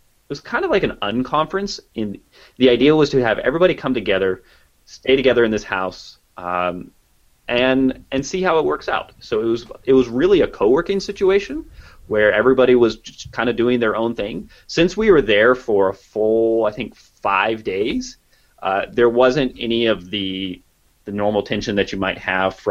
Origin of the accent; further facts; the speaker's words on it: Kansas, United States; I'm from Kansas